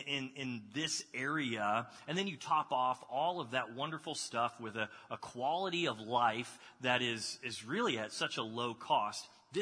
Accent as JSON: {"language": "English", "town": "Dallas", "region": "Texas", "country": "United States", "tie": "born or raised there", "also_born_or_lived": "Waco, Texas / Kentucky / Florida", "moved": "as an adult", "lives_now": "Columbus, United States", "said": "I grew up in Dallas. I moved to Waco for a while, then to South Texas. Then I met my wife in Kentucky. We lived in Florida, and then we came up here."}